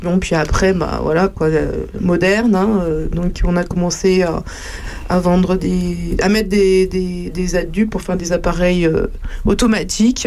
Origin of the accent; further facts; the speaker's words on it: Paris, Île-de-France, France; moved away as an adult; now in Champignelles, France; je suis une Parisienne